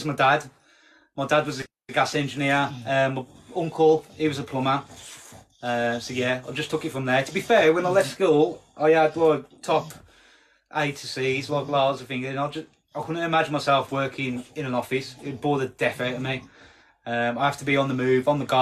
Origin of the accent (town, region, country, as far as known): Black Country / Birmingham area, West Midlands, United Kingdom; accent: yam yam (Black Country)